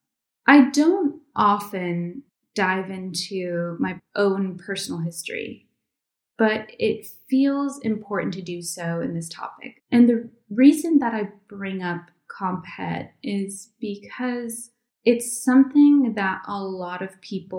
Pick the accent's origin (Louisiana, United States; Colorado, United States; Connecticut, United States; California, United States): Connecticut, United States; moved away as an adult; also born or lived in New York City; now in Iceland; Although I was born in New York City and I lived there for years before moving to Iceland 2 years ago, I grew up mostly just over the New York border in Connecticut